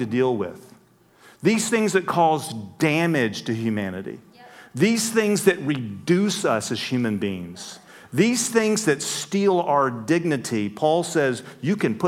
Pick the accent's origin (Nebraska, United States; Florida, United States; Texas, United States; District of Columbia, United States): Texas, United States; West; moved away; I grew up out in West Texas. That's why I talk so funny